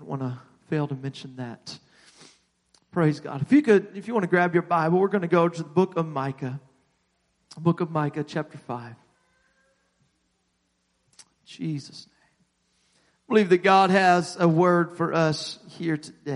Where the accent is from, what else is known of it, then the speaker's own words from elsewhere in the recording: South Bend, Indiana, United States; the church I grew up in was in South Bend, and we grew up together there